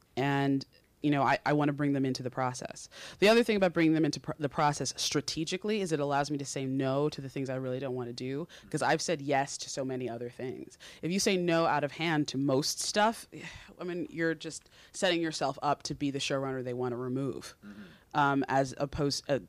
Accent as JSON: {"language": "English", "region": "Connecticut", "country": "United States", "also_born_or_lived": "New York City", "moved": "yes", "said": "I'm from Connecticut. I grew up coming into the city on the Metro North train"}